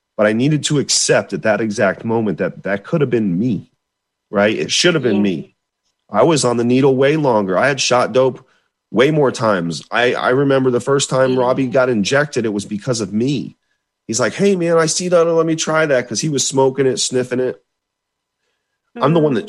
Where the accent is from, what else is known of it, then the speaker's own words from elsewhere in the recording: Florida, United States; I had never left my home state of Florida